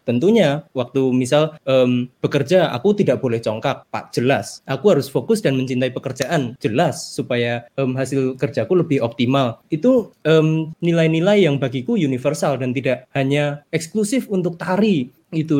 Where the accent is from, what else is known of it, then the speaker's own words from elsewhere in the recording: Java, Indonesia; now in Yogyakarta, Indonesia; Identitas budaya pertama-tama tentunya saya sebagai orang Jawa